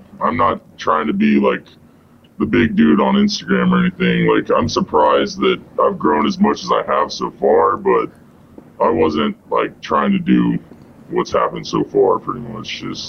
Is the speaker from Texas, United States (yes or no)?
yes; Dallas, Texas, United States; I'm from Dallas.